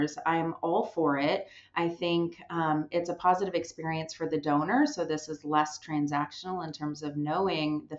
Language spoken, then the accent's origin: English; Southern California, United States; I was born in Southern California, raised, never left Southern California